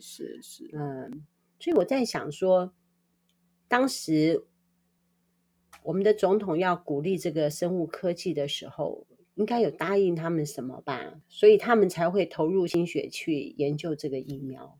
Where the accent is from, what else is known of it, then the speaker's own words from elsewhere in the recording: Taiwan; 我们台湾人